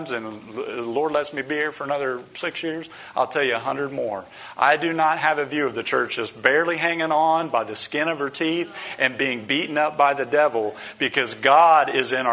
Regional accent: United States; we as American Christians

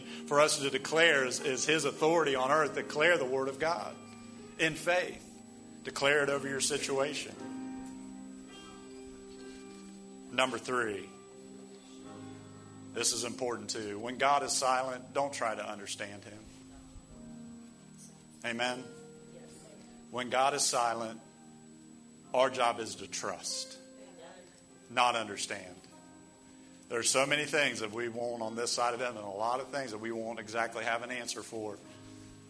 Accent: United States; us as American Christians

